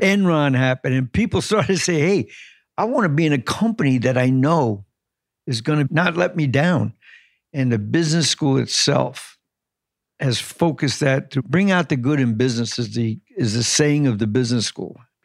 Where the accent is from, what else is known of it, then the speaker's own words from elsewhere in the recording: Long Island, New York City, United States; I grew up in New York City until I was six